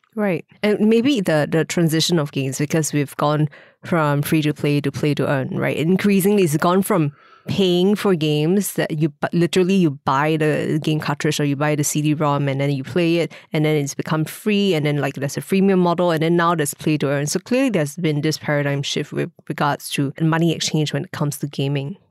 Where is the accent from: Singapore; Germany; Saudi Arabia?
Singapore